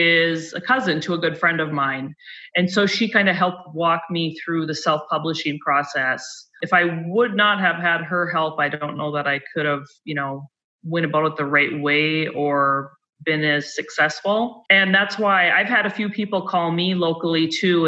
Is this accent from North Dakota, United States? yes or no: yes; Minot, North Dakota, United States; I'm originally from Minot